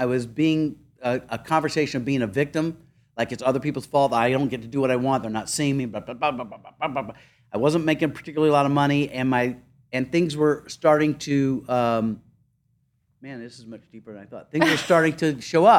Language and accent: English; South Carolina, United States; moved away; I grew up in the Deep South